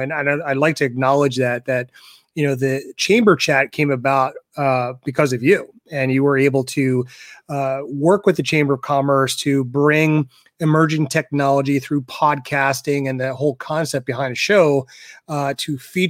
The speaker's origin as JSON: {"language": "English", "town": "Philadelphia", "region": "Pennsylvania", "country": "United States", "tie": "born or raised there", "lives_now": "Douglasville, United States", "said": "So I grew up in Philly, kind of a Philly transplant from Philly out to like the Douglasville area."}